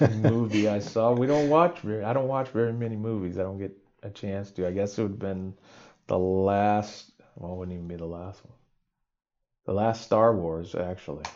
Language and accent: English; California, United States; being born and raised in California